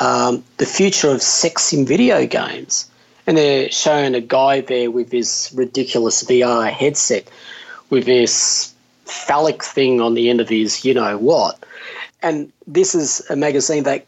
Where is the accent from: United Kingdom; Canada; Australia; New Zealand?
Australia; Victoria; moved away as an adult; also born or lived in Sydney; I was from Victoria down south